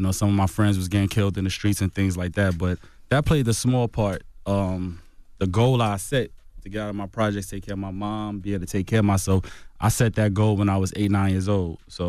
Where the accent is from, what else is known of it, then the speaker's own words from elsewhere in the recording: Coney Island, New York, United States; But Coney Island is all about basketball.